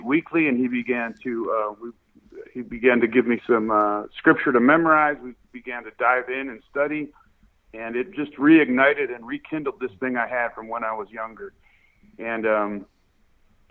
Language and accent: English; North Tonawanda, New York, United States; moved away; also born or lived in California; I grew up in North Tonawanda